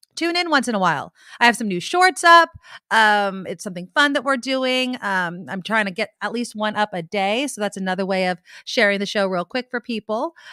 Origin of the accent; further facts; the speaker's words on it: San Jose, California, United States; my hometown, San Jose, where I live